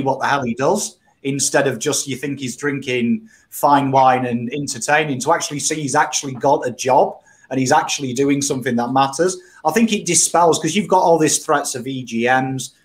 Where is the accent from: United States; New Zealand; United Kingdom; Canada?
United Kingdom; England; moved away as an adult; now in Australia; you introduce me as British